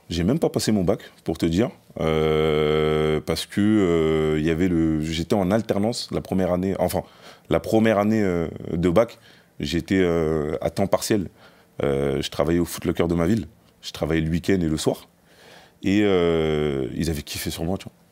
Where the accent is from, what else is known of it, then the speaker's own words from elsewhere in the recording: Noisy-le-Grand, Île-de-France, France; also born or lived in Grigny / Les Ulis; J'ai grandi à Noisy-Grand. Je suis arrivé à Noisy-Grand à l'âge de 7 ans. Euh, juste avant, euh, j'ai déménagé un peu partout. Hein, j'étais à Grigny dans le 91, j'étais aux Ulysses dans le 91 également.